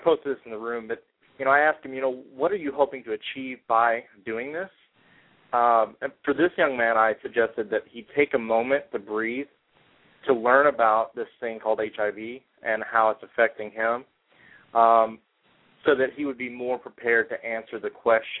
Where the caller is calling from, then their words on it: St. Louis, Missouri, United States; Hey, Robert. … from St. Louis.